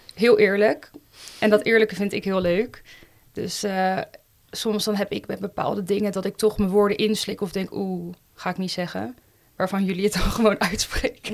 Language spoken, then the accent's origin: Dutch; Leiden, South Holland, Netherlands; Ik eh, ben geboren en getogen in Leiden